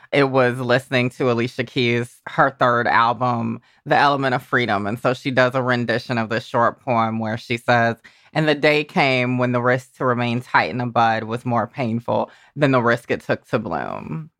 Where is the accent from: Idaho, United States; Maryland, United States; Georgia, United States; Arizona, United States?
Georgia, United States; moved away; the little Georgia me